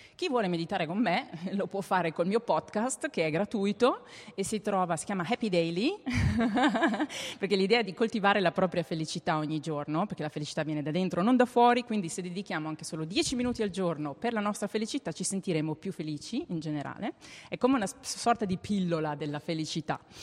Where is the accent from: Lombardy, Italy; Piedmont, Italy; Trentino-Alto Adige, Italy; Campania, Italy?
Trentino-Alto Adige, Italy; Val di Non; now in Berlin, Germany; io abito a Berlino da 18 anni, mm. quindi vabbè, sono trentina, sono della Val di Non, ma abito su da tanti anni